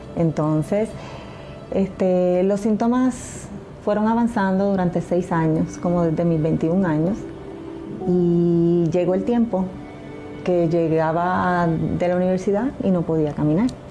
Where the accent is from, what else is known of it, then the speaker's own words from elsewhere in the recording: Bayamón, Puerto Rico; mi ciudad natal es Bayamón, siempre he vivido en Bayamón